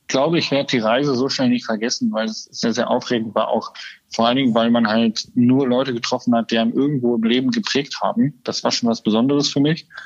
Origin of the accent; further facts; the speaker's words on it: Lower Saxony, Germany; war es ein bisschen der Deister, also meine Heimat, weil ich kenne sie natürlich